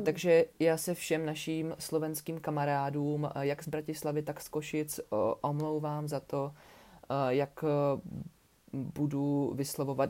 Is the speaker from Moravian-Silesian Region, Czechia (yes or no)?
yes; Ostrava, Moravian-Silesian Region, Czechia; u nás v Ostravě